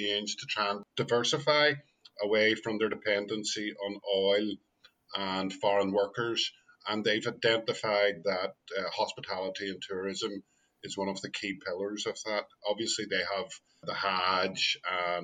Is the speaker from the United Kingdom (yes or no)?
yes; Belfast, Northern Ireland, United Kingdom; moved away; also born or lived in London; I'm originally from Belfast, as you can tell by my accent